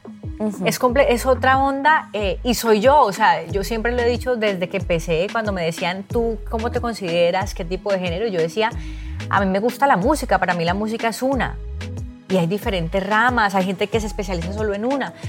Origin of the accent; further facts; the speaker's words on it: Cali, Valle del Cauca, Colombia; moved away; also born or lived in Bogotá; los dos somos de Cali